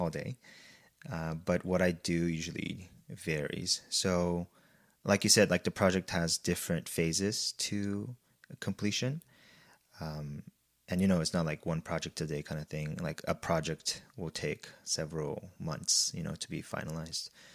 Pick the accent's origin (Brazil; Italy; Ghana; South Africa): Brazil; moved away as an adult; I was born and raised in Brazil, and I went to an in-, international high school there